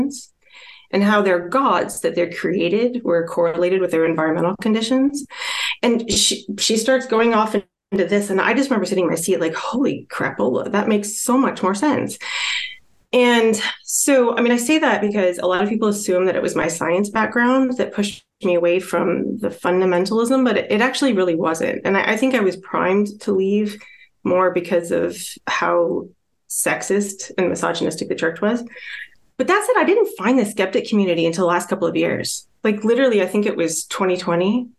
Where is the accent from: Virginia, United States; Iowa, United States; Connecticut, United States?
Iowa, United States; moved away as an adult; now in West Coast, United States; I actually grew up in this little town in Iowa